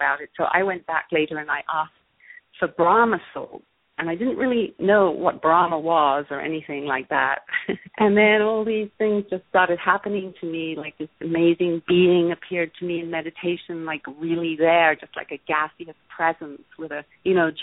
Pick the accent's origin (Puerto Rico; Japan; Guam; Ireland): Ireland; also born or lived in London; now in Los Angeles, United States; I grew up in Ireland, moved to London, then I moved to LA.